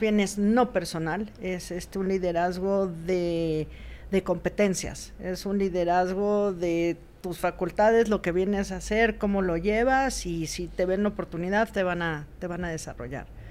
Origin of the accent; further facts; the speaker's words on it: Mexico; nosotros como mexicanos